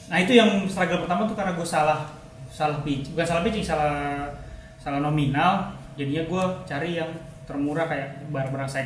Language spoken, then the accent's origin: Indonesian; Jakarta, Indonesia; karena gue orang Jakarta asli gue teman-teman gue di Jakarta komunitas barista gue di Jakarta